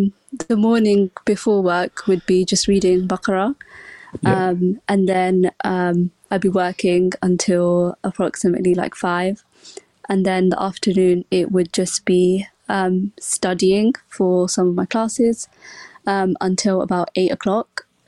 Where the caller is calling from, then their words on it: London, United Kingdom; From London.